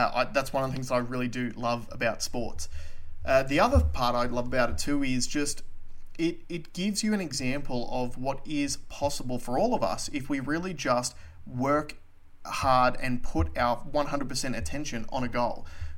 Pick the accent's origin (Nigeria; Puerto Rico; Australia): Australia; obviously the biggest thing as far as Australian sports goes was our performance at Wimbledon.